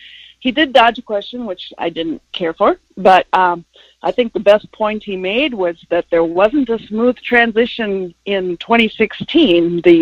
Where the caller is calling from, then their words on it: Rice Lake, Wisconsin, United States; from Rice Lake, Wisconsin.